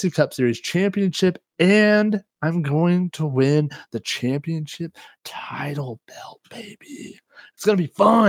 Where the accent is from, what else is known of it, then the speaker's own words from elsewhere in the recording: Kansas, United States; I'm from Kansas, dude. I'm a Southern as they come, you know.